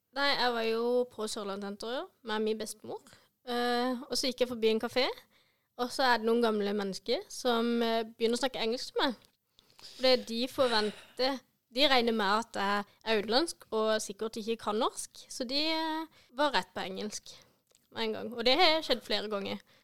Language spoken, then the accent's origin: Norwegian; Vennesla, Agder, Norway; also born or lived in India; kommer fra Vennesla